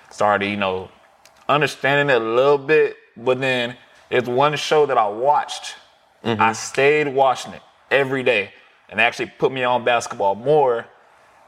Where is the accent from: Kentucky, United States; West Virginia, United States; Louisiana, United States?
Kentucky, United States; Richmond; moved away; also born or lived in Louisville, Kentucky; I actually grew up in Kentucky